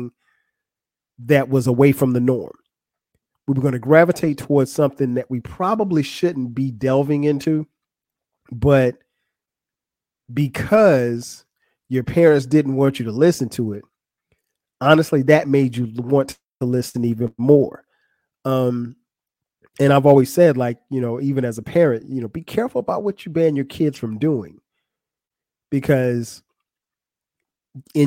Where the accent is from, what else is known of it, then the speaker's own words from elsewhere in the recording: Florence, South Carolina, United States; the way we grew up in Florence, South Carolina